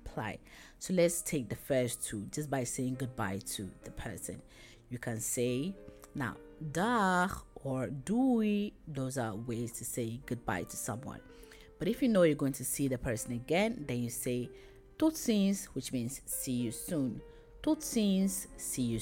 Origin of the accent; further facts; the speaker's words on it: Ghana; ik kom uit Ghana. I come from Ghana.